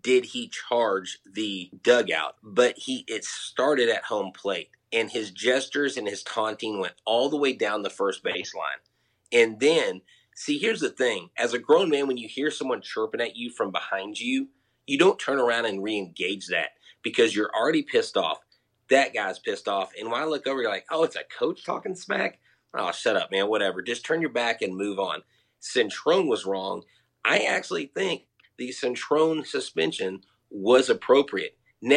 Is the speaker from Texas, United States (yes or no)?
yes; Crosby, Texas, United States; growing up in Crosby, Texas